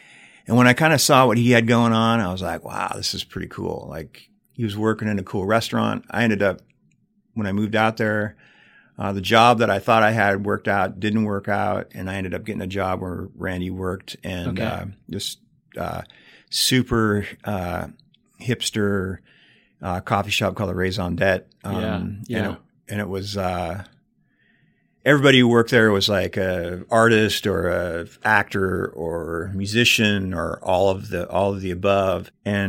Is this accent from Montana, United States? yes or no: yes; Big Sandy, Montana, United States; by the time I was in my 30s, I was like, thank God that I grew up in Big Sandy.